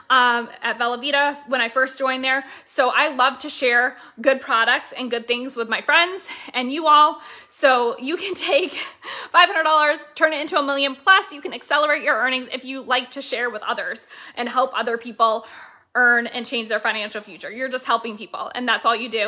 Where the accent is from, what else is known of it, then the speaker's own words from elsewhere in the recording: Florida, United States; Licensed and registered out of my home state of Florida